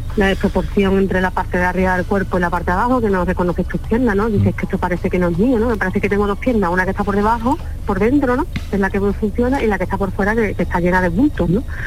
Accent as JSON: {"language": "Spanish", "town": "Alcalá de Guadaíra", "region": "Andalusia", "country": "Spain", "said": "Yo soy de Sevilla, de Alcalá de Guadaira"}